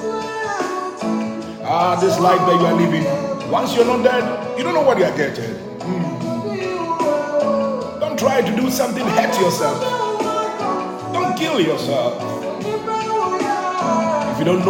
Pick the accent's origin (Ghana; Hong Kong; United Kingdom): Ghana; I'm a local man. I'm from Ghana.